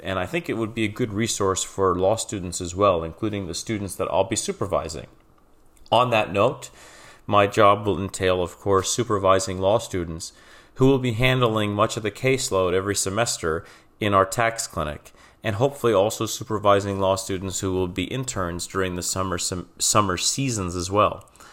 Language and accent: English; Trucksville, Pennsylvania, United States; now in Philadelphia, United States; I'm originally from the Wilkes-Barre, Scranton area of Pennsylvania, specifically Truxville in Luzerne County